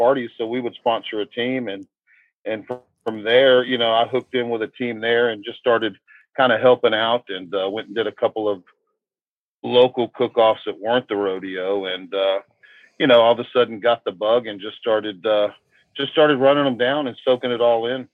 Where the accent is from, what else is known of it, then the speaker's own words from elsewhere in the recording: Houston, Texas, United States; I live in Houston, or I grew up in Houston. I live in a small town outside of Houston at the moment